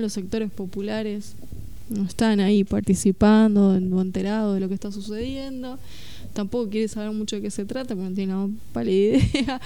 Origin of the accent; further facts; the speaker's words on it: Argentina; nuestra identidad como argentinos